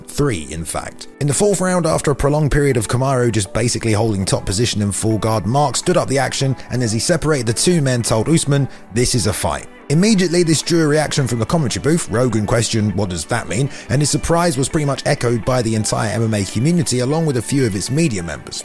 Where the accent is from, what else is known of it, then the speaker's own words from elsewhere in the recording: England, United Kingdom; as an Englishman